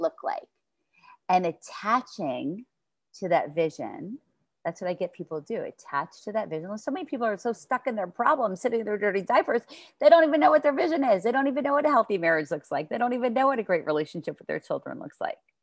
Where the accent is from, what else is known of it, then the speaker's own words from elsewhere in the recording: New York, United States; I'm from New York